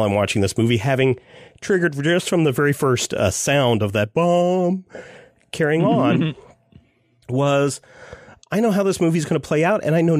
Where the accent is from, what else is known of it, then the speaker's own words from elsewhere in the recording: Kansas, United States; you and I growing up in Kansas know all about spit and chicken wire holding everything together